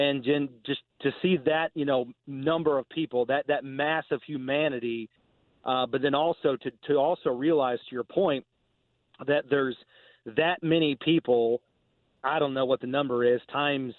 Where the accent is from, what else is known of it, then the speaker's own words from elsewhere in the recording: Indianapolis, Indiana, United States; I'm a kid from Indianapolis, I grew up 15 minutes from Lucas Oil Stadium